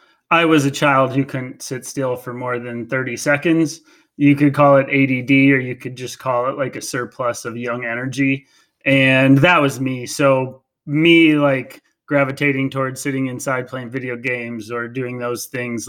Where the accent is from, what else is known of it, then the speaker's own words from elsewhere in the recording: Green Bay, Wisconsin, United States; I'm from Green Bay, Wisconsin